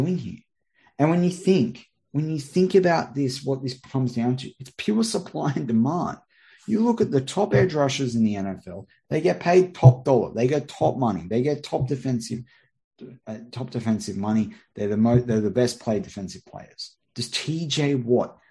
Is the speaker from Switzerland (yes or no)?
no; Australia; some Australian on the other side of the world